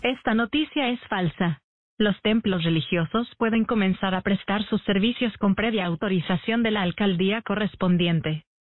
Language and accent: Spanish; Cali, Valle del Cauca, Colombia; yo soy caleña